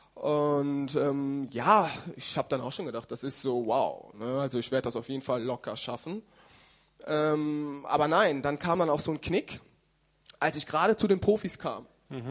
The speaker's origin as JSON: {"language": "German", "country": "Germany", "tie": "born or raised there", "lives_now": "Karlsruhe, Germany", "said": "Ich bin in Deutschland geboren"}